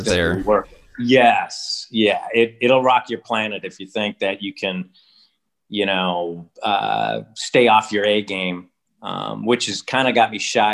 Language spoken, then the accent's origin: English; Upper Peninsula of Michigan, United States; now in Alaska, United States; I grew up in the Upper Peninsula of Michigan, up on Lake Superior.